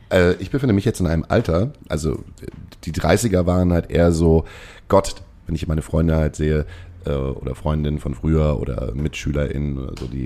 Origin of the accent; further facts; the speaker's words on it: Baden-Württemberg, Germany; so als, als, als Schwäbin äh, traurig.